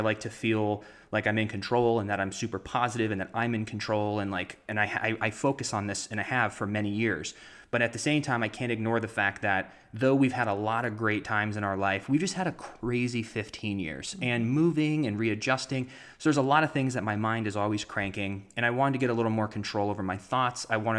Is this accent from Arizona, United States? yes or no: yes; Arizona, United States; born there; also born or lived in Los Angeles, United States; now in Florida, United States; Well, I was born in Arizona and I moved to Florida and I was in theater and I got good grades in school and I moved out